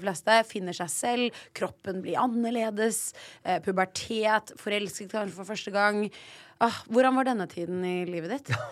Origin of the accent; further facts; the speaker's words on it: Oslo, Norway; jeg er fra Ullern